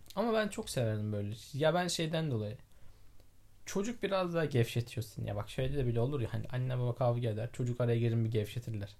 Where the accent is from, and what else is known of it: Osmaniye, Turkey